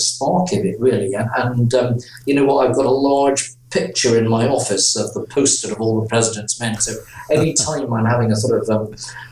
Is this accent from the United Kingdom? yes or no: yes; Aberdeen, Scotland, United Kingdom; moved away as an adult; also born or lived in St Andrews; now in London, United Kingdom; I was born in Aberdeen. I was educated in Aberdeen and in St Andrews, so we're educated pretty much in Scotland